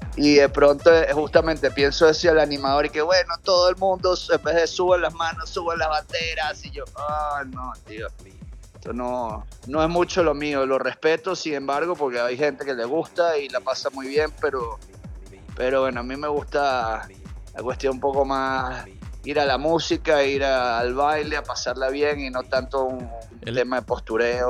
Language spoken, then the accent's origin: Spanish; Caracas, Capital District, Venezuela; soy de Caracas